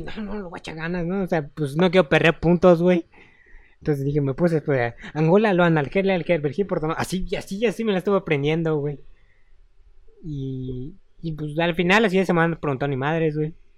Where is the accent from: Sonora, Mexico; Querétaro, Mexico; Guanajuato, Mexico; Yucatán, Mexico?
Yucatán, Mexico; Mérida; De aquí de Mérida